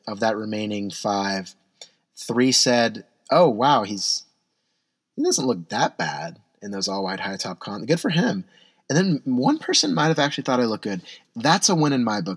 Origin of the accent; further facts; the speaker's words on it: San Diego, California, United States; now in Portland, United States; I'm from San Diego